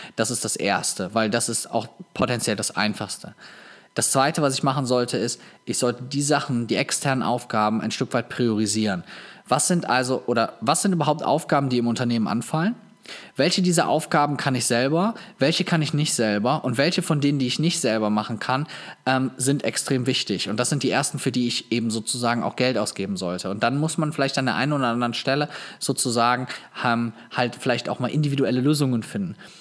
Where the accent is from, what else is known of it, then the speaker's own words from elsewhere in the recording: Viersen, North Rhine-Westphalia, Germany; in Viersen in meiner Heimatstadt